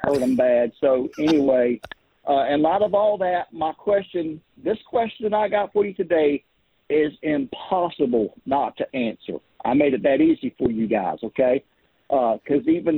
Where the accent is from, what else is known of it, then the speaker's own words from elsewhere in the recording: Louisiana, United States; I'm from Louisiana, but I'm calling you guys from way up in Cape Cod, Massachusetts